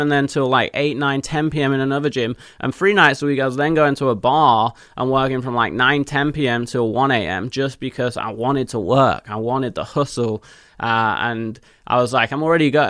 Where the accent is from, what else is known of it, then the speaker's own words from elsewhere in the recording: Leicester, East Midlands, United Kingdom; moved away as an adult; also born or lived in Nottingham; now in United States; In the middle of England, where I was born in Leicester